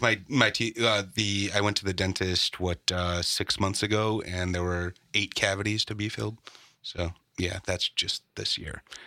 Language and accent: English; Chicago, Illinois, United States; growing up in Chicago